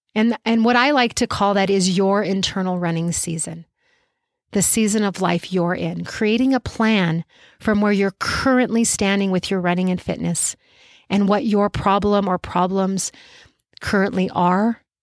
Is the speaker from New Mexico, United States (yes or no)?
yes; Albuquerque, New Mexico, United States; my hometown of Albuquerque